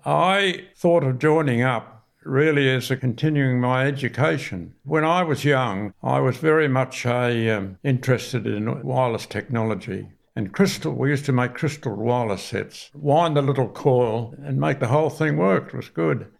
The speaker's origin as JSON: {"language": "English", "town": "Sydney", "region": "New South Wales", "country": "Australia", "tie": "born or raised there", "also_born_or_lived": "Parsley Bay", "said": "I was born in Bondi. We moved down to, uh, Parsley Bay"}